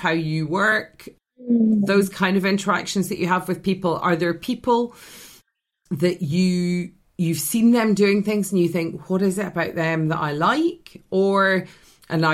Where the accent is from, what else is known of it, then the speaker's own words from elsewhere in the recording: Scotland, United Kingdom; as a Scottish person